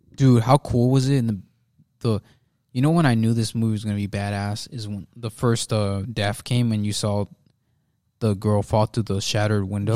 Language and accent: English; United States